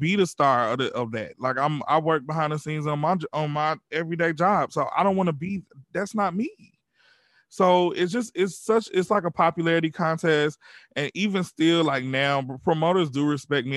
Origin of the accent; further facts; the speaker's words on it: Georgia, United States; we grew up in the South. We grew up in Georgia.